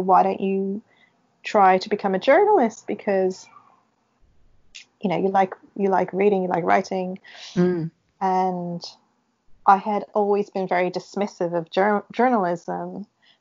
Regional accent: Canada; moved away; growing up in Canada

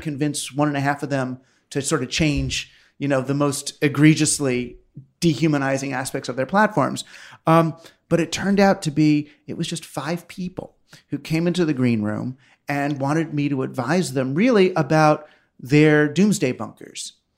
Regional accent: Queens, Larchmont, Scarsdale, New York, United States; Queens, Larchmont

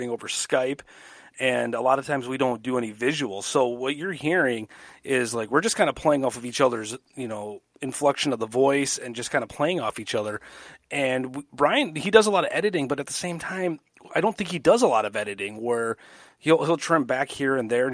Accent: Madison, Wisconsin, United States; I'm working in my hometown

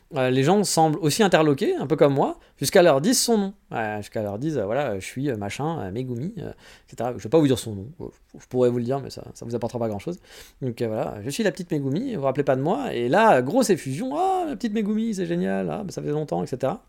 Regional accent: France; moved away as an adult; also born or lived in Paris; now in Japan; en tant que Français

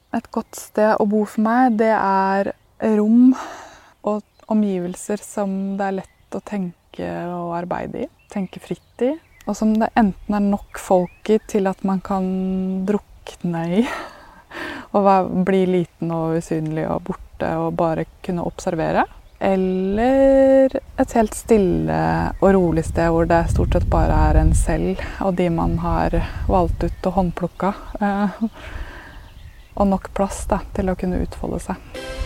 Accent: Askim, Østfold, Norway; moved away; also born or lived in Oslo; jeg er født og oppvokst i Askim eller Østfold

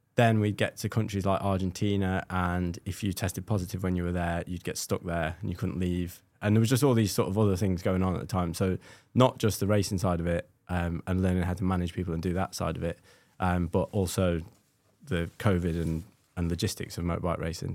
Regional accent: Scotland, United Kingdom; being Scottish

